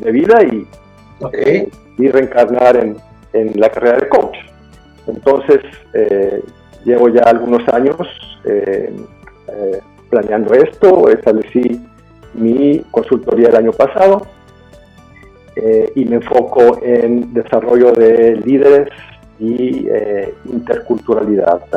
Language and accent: Spanish; Puebla, Mexico; yo, yo, yo, nací en México y me crié en Puebla.